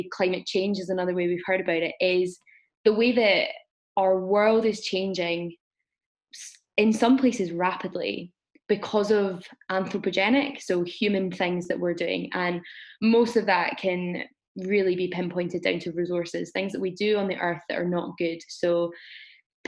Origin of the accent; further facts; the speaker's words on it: Glasgow, Scotland, United Kingdom; I am from Glasgow